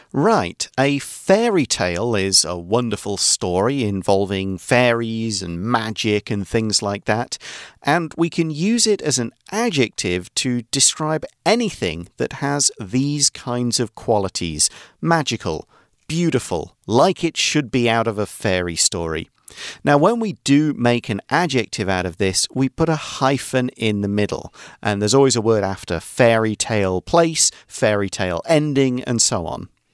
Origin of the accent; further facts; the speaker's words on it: Nottingham, East Midlands, United Kingdom; moved away; I come from Nottingham, a city in central England